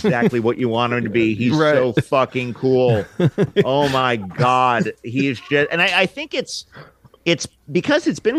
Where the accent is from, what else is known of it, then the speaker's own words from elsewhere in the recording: New York City, New York, United States; And I grew up in Manhattan